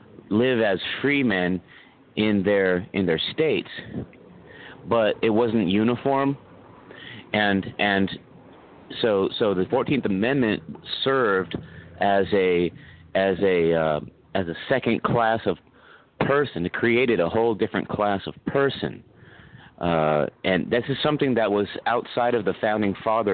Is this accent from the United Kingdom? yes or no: yes; Scotland, United Kingdom; But you have to remember that you can't, I'm not white because I'm Scottish.